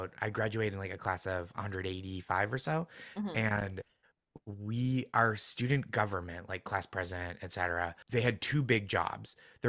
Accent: Massachusetts, United States; Yeah, I'm from, so I grew up just outside Boston in the suburbs

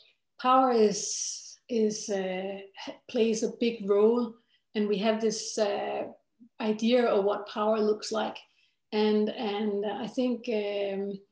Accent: Denmark; I come from Denmark

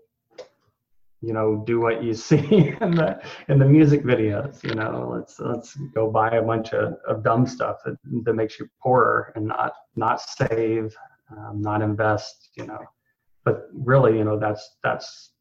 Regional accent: Texas, United States; I grew up in Texas

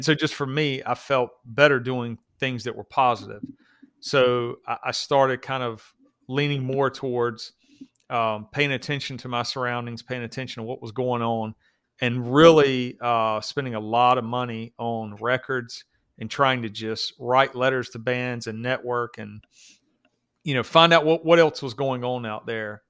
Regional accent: the South, United States; I grew up in the South

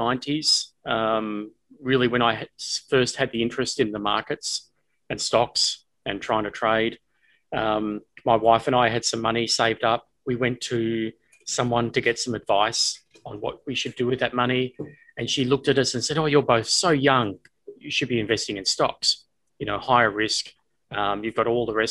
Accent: Australia; moved away as an adult; also born or lived in United States; coming from Australia at the time, not having a pay TV service where I had five channels

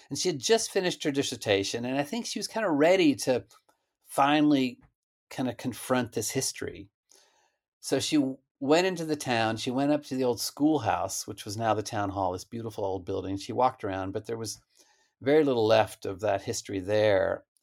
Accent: United States; But I was born in the United States and my little sister was too. But we had this little German enclave in the middle of the prairie.

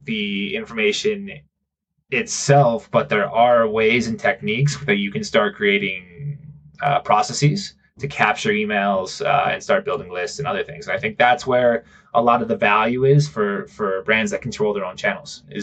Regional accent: Connecticut, United States; moved away as an adult; now in Guadalajara, Mexico; I'm originally from Connecticut. I live in Guadalajara, Mexico. I've been in Guadalajara for 6 years

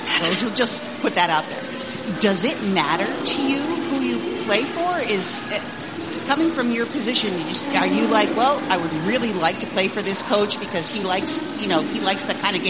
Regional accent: Burlington, Connecticut, United States; I'm from Burlington, Connecticut.

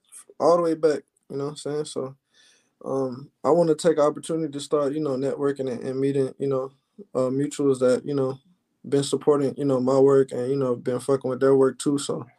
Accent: Alabama, United States; of course, I'm from Alabama, you know, grew up in Alabama. I moved around a lot, though

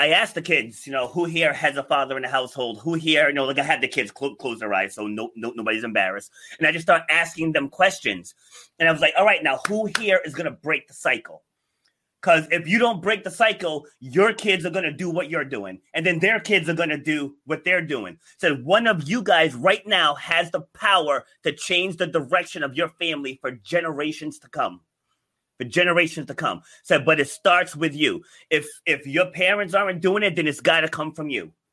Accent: New York City, New York, United States; now in Cranston, United States; I was born in Far Rockaway, New York

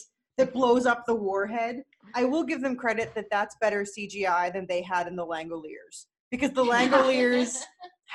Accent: New Jersey, United States

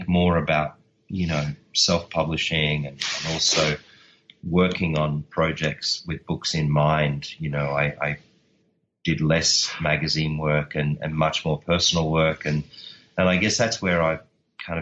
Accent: Australia; I'm Australian

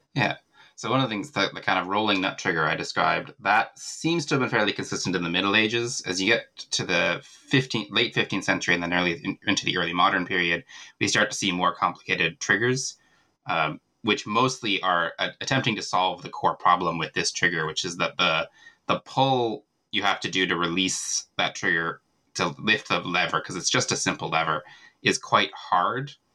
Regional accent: central Virginia, United States; moved away as an adult; also born or lived in Dublin, Ireland; now in Ireland; I'm originally from America. I grew up in central Virginia

